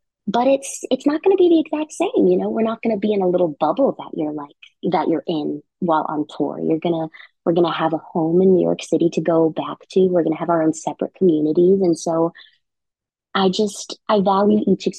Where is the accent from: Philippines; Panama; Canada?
Philippines; And as a Filipino person, working with Leia Salonga in this show